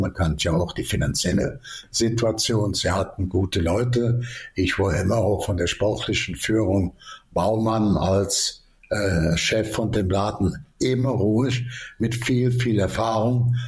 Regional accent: Cologne, North Rhine-Westphalia, Germany; bin ja ein bisschen Kölscher ich bin in der Ecke groß geworden.

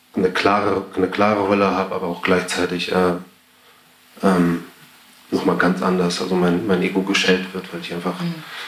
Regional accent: Elmshorn, Schleswig-Holstein, Germany; moved away; Ich komme halt aus Schleswig-Holstein, bin halt aufgewachsen

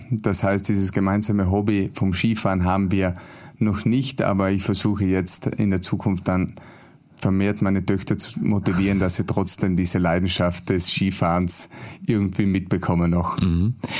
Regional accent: South Tyrol, Trentino-Alto Adige, Italy; in meinem Heimatland, praktisch auch in Südtirol

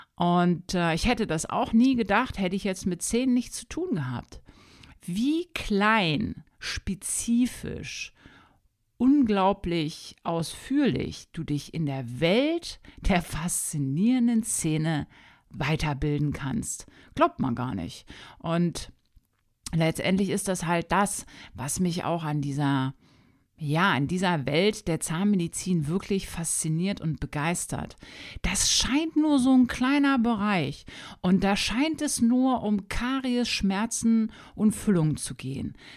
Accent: Hanover, Lower Saxony, Germany; moved away as an adult; now in Wolfsburg, Germany; Ich komme ursprünglich aus Hannover, aus Niedersachsen, habe da brav mein Abitur gemacht

